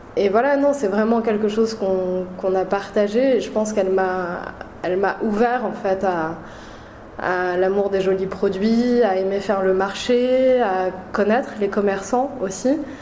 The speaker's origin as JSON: {"language": "French", "town": "Paris", "region": "Île-de-France", "country": "France", "tie": "born or raised there", "said": "je, suis née à Paris, j'ai grandi à Paris."}